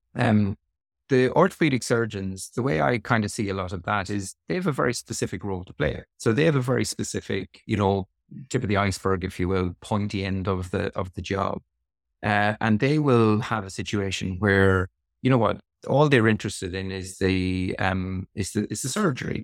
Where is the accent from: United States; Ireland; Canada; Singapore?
Ireland; Sligo, Connacht; moved away as an adult; also born or lived in Dublin / Australia; now in Cambridge, United Kingdom; I'm from Sligo in the West of Ireland, uh, beautiful sunny Sligo